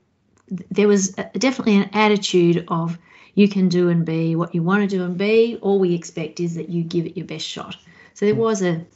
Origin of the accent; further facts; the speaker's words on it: Kyabram, Victoria, Australia; now in Gippsland, Australia; Up in Kyabram in the Goulburn Valley, near the river in Victoria